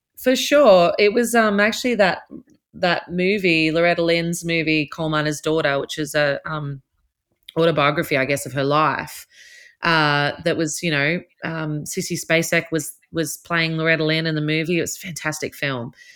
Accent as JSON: {"language": "English", "town": "Newcastle", "region": "New South Wales", "country": "Australia", "tie": "born or raised there", "said": "my hometown is a lot to do with me as an artist"}